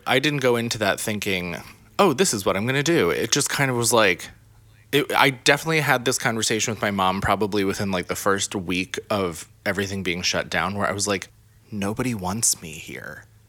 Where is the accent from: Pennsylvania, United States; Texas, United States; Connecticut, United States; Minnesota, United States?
Pennsylvania, United States; the middle of; now in New York City, United States; grew up not, you know, like, probably lower middle class in the middle of Pennsylvania.